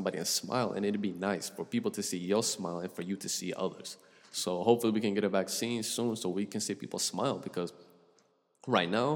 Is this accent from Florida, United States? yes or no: yes; Florida, United States; I'm from the South, bro. I'm from the Sunshine State.